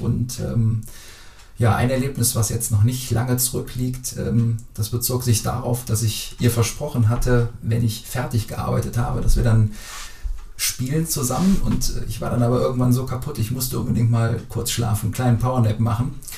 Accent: Brühl, North Rhine-Westphalia, Germany; ich komme aus Brühl, im BTV bin ich da groß geworden

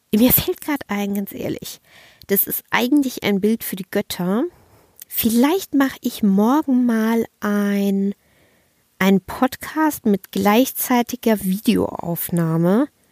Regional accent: Kaiserslautern, Rhineland-Palatinate, Germany; moved away; also born or lived in Bavaria; ich war fünf Monate nicht mehr in meiner Heimat und fünf Monate habe ich meine Familie nicht mehr live und in Farbe gesehen

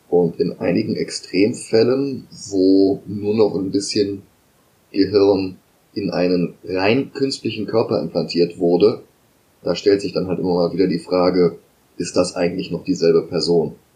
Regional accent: Germany

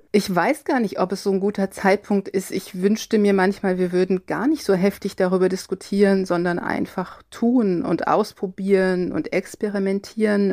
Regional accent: Cologne area, North Rhine-Westphalia, Germany; ich bin im Kölner Raum äh, aufgewachsen

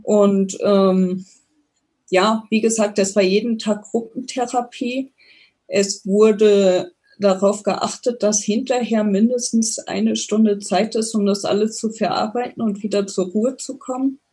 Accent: near Koblenz, Rhineland-Palatinate, Germany; moved away; also born or lived in Bavaria; aufgewachsen bin ich ähm, in Rheinland-Pfalz in der Nähe von Koblenz

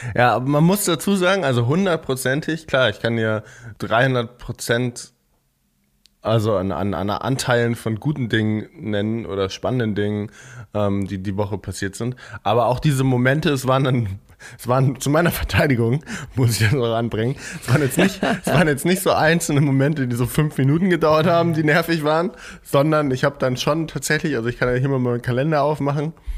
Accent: Eckernförde, Schleswig-Holstein, Germany; Eckernförde ist ja direkt am Meer, also direkt an der Ostsee, da wo ich, da wo ich herkomme.

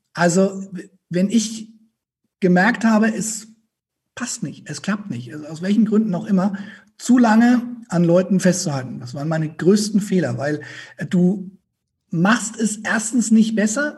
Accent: Franconia, Bavaria, Germany; accent: Franconian; ich aus Franken komme

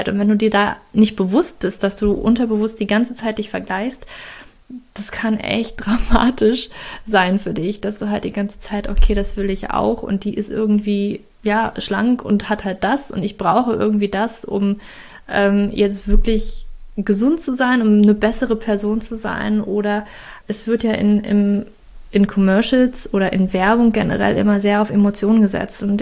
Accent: Germany; ich weiß natürlich, ich komme aus Deutschland, ich weiß, wie das ist und ich weiß, wie schwierig das ist.

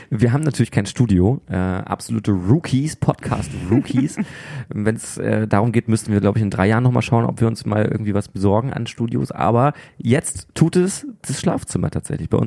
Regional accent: Rostock, Mecklenburg-Vorpommern, Germany; born there; ja, äh, gebürtig aus Rostock, man hört es zum äh, großen Teil nicht mehr, aber manchmal kommt es vielleicht noch ein bisschen durch.

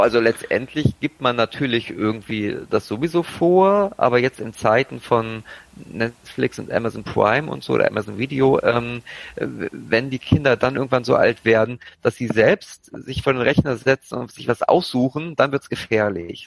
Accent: Braunschweig, Lower Saxony, Germany; Ich komme aus Braunschweig

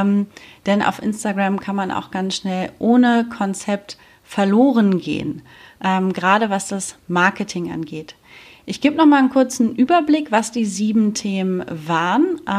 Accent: Germany; now in Spain; ich bin damals von Deutschland nach Spanien ausgewandert

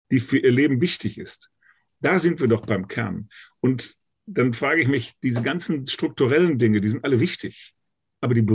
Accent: Münster, North Rhine-Westphalia, Germany; in meiner Heimatstadt hier in Münster 2018

